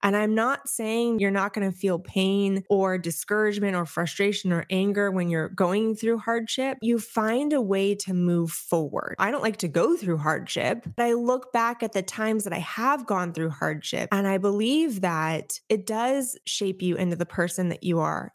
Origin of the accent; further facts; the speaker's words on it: Orange County, California, United States; moved away as an adult; also born or lived in Enterprise, Alabama; now in Tampa, United States; I am Orange County at heart. I was raised, I was born and raised there, lived there for thirty years before the military decided to move us